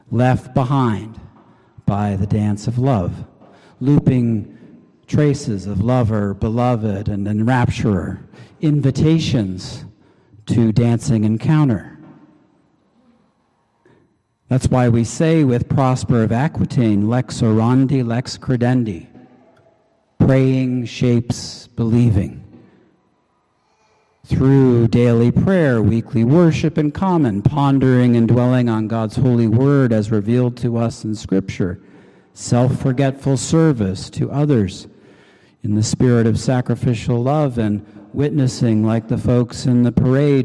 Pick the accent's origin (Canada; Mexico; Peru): Canada; I'm Canadian.